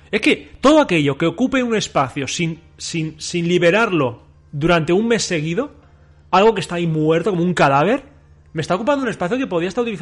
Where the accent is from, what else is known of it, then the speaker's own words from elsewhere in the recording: Catalonia, Spain; Aquí no se tira nada, somos catalanes